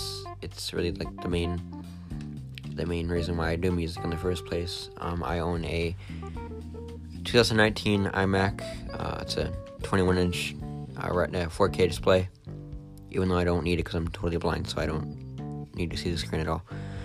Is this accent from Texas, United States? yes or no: no; New Jersey, United States; I am 18 years old. I am totally blind. I'm from New Jersey.